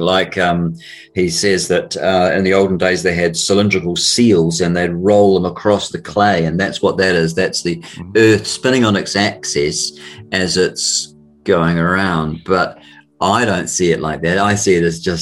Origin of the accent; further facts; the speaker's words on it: New Zealand; accent: Kiwi; my Kiwi accent